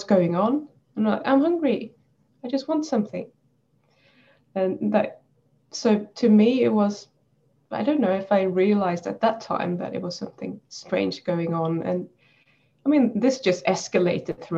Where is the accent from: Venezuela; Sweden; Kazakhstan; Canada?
Sweden; now in New Zealand; I'm in New Zealand now, but I'm Swedish from the beginning. So I grew up in Sweden